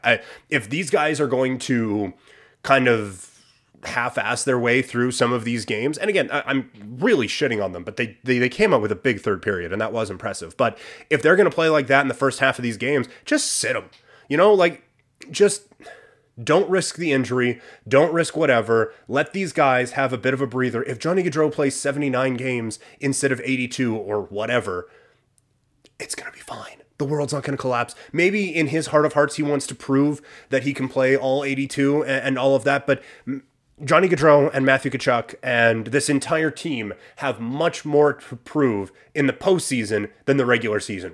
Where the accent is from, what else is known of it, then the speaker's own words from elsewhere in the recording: Saskatchewan, Canada; now in Calgary, Canada; we are from Saskatchewan